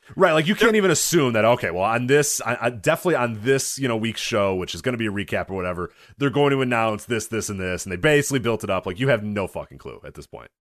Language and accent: English; United States; I'm American.